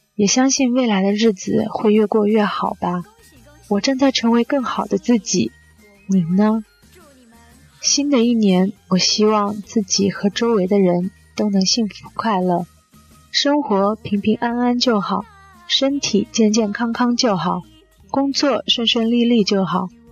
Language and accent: Chinese; Zhangzhou, Fujian, China; also born or lived in Beijing; 我的家乡在福建漳州，地处福建南部，比邻厦门，是一座很适合养老的城市